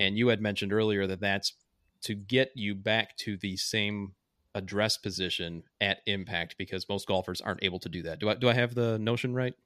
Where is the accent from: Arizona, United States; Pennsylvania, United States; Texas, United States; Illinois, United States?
Illinois, United States; Joliet; I worked at a private club in my hometown. Um, I call the club a different name in the book, but I think it's safe to say that since the, the country club is no longer around, uh, it was Joliet Country Club